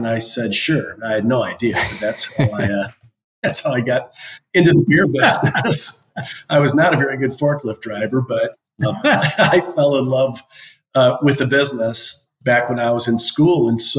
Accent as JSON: {"language": "English", "region": "Michigan", "country": "United States", "tie": "born or raised there", "moved": "as an adult", "said": "since I grew up in Michigan"}